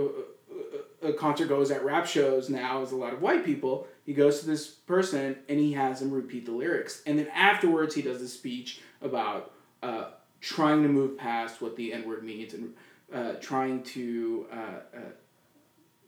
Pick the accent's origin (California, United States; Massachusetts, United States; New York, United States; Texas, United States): Texas, United States; Austin; I'm from Austin.